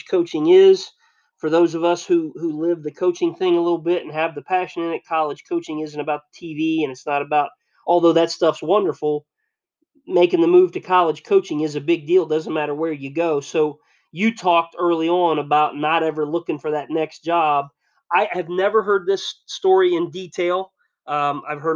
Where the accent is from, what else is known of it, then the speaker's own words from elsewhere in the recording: Alger, Ohio, United States; I grew up in Alger, and I went to school at Northern, and my first coaching job was at Ada